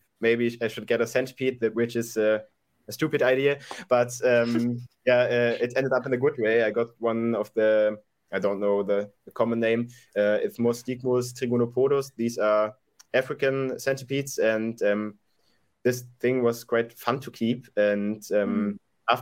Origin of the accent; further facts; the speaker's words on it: Dortmund, North Rhine-Westphalia, Germany; I'm from Germany, from Dortmund, Germany